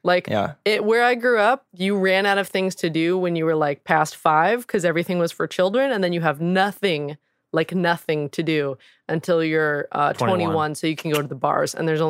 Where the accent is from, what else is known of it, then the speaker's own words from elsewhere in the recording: Indiana, United States; even though it's very hillbilly, like redneck hillbilly. I grew up in Southern Indiana.